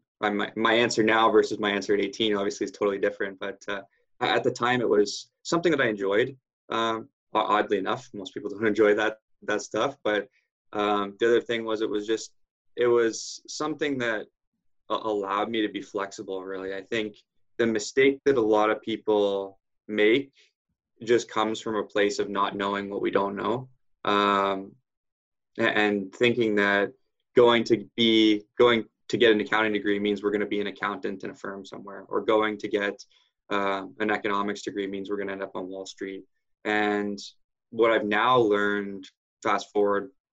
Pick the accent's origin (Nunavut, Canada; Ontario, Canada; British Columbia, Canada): Ontario, Canada; Barrie; Was raised in the Barrie, Ontario area